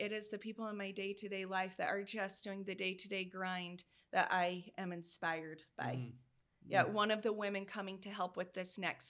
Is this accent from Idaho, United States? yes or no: yes; Hibbard, Idaho, United States; accent: Rexburg twang; I grew up in Hibbard, Idaho.